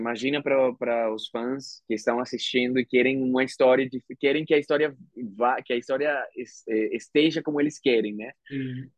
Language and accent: Portuguese; Venezuela; Portuguese is a second language; moved away as an adult; also born or lived in Argentina; now in Brazil; eu sendo o primeiro ator venezuelano na Disney